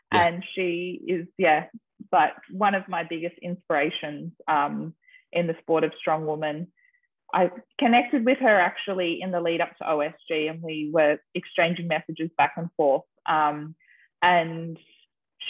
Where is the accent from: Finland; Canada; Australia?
Australia; I am Australian